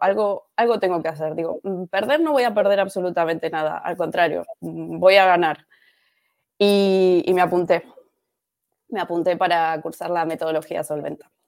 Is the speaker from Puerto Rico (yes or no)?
no; Argentina; moved away as an adult; also born or lived in Alicante; now in Spain; yo soy de argentina. Em, llegué a España en el año 2012